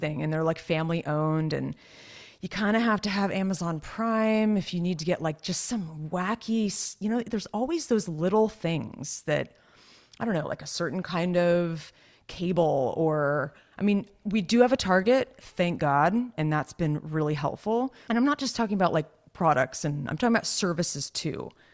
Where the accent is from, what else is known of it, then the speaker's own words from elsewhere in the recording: California, United States; you and I were both born and raised in Cali, so we're Cali girls